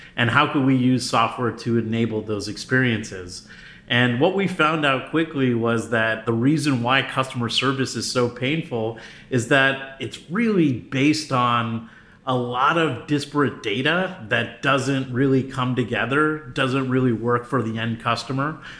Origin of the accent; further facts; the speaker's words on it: New York City, New York, United States; moved away as an adult; also born or lived in New Jersey / Connecticut / Berkeley, California; now in Los Angeles, United States; I'm originally from the East Coast, so uh, I I hail from the New York area, so Metro New York City. So I lived in New York, New Jersey, and Connecticut at different times in my early life.